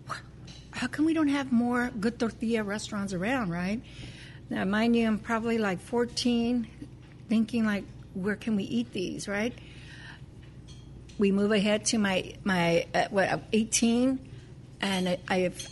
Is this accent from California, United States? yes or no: yes; Los Angeles, California, United States; We're Californians. I grew up in East L.A.